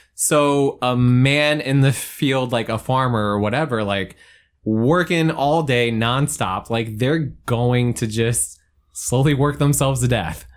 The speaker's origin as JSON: {"language": "English", "town": "Monroe", "country": "United States", "tie": "born or raised there", "said": "growing up in Monroe"}